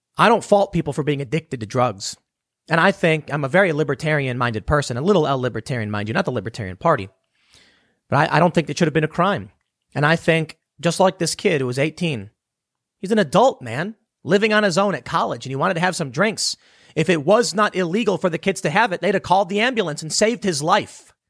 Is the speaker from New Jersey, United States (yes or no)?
no; Chicago, Illinois, United States; growing up in Chicago.